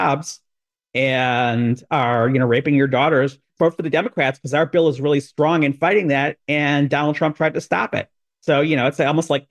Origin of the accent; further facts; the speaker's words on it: Chicago, Illinois, United States; my hometown of Chicago